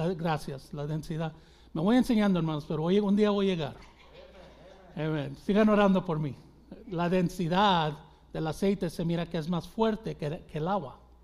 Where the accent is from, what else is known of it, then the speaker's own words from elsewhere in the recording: Mexico; los mexicanos porque es, es mi gente